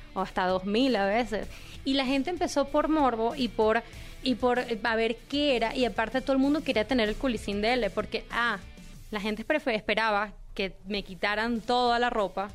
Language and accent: Spanish; Venezuela; yo soy venezolana